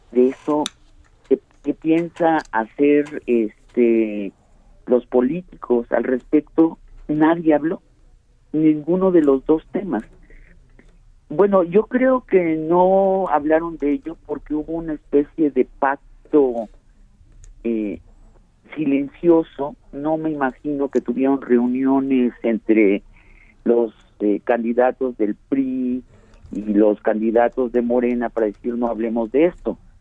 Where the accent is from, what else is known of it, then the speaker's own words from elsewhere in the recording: Mexico; nosotros los mexicanos